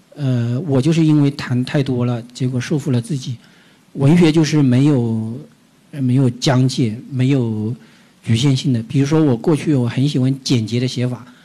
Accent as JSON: {"language": "Chinese", "region": "Jiangxi", "country": "China", "moved": "yes", "lives_now": "Beijing, China", "said": "古龙还是我们祖籍我们江西人呢"}